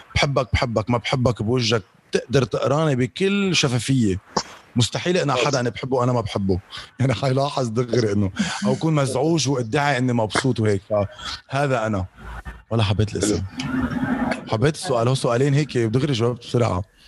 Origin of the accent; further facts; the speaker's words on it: Lebanon; also born or lived in Dubai; عندنا بلبنان